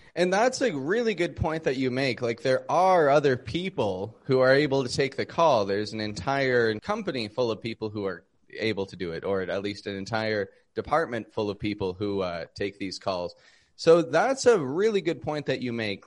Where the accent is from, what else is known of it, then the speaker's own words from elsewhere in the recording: Toronto, Ontario, Canada; I'm from Toronto, Canada